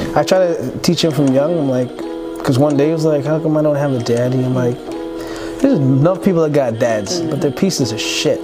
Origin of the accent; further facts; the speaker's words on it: Toronto, Ontario, Canada; I grew up in Scarborough mm -hmm. to a Seventh-day Adventist immigrant Filipino mother